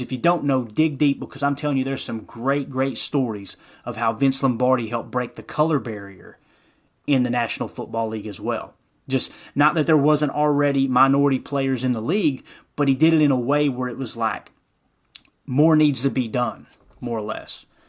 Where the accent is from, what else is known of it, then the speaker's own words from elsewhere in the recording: Kentucky, United States; I, I grew up in Kentucky, so I'm a Kentucky Wildcat fan